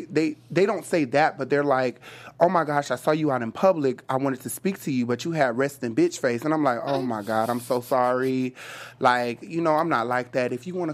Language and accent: English; Miami, Florida, United States; now in Los Angeles, United States; Miami, my hometown.